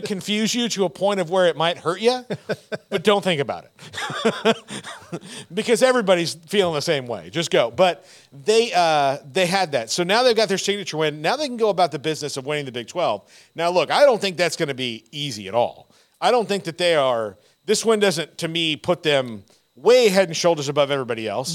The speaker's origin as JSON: {"language": "English", "town": "Fort Myers", "region": "Florida", "country": "United States", "tie": "born or raised there", "moved": "yes", "lives_now": "Texas, United States", "said": "I grew up in Florida"}